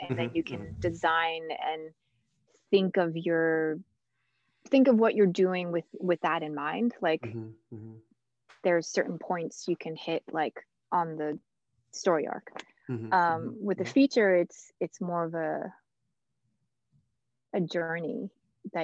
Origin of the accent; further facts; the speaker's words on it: New Jersey, United States; I grew up in New Jersey, but in a different part of New Jersey.